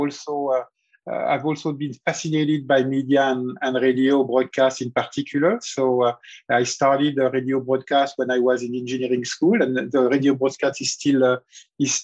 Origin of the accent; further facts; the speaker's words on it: Lorraine, Grand Est, France; moved away as an adult; now in United States; I grew up in the 70s in a region close to the German border called Lorraine